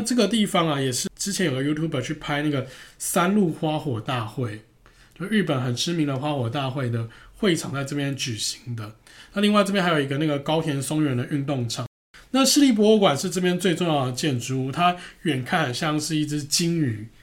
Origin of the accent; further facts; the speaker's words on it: Taiwan; accent: Taiwanese Mandarin; 我们是台湾人